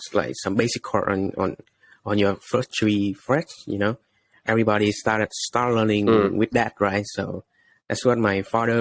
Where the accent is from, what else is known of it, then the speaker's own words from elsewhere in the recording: Ho Chi Minh City, Vietnam; I'm from Saigon. I born and raised, so I've been here all my life